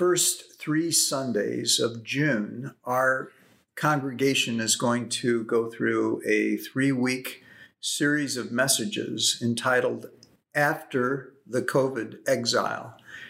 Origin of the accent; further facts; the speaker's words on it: Brussels, Belgium; born there; also born or lived in Africa; I grew up on the mission field. I was born in Brussels, Belgium. My parents were on their way to Africa.